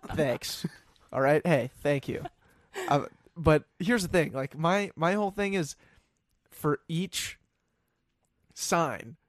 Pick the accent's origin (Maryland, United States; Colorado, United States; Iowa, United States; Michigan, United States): Colorado, United States; Denver; moved away as an adult; now in Minnesota, United States; I'm from Denver originally